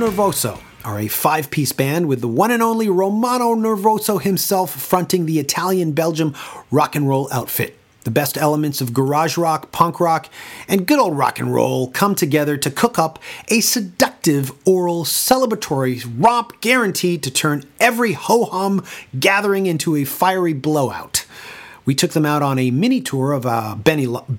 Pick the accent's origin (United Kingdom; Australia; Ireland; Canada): Canada; Toronto, Ontario; my hometown of Toronto, Canada